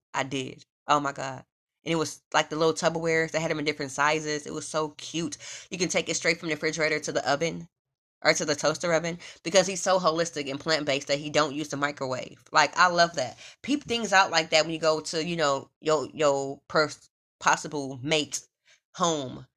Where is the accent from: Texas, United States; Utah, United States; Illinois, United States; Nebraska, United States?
Nebraska, United States; Omaha; now in Los Angeles, United States; I'm from Omaha, Nebraska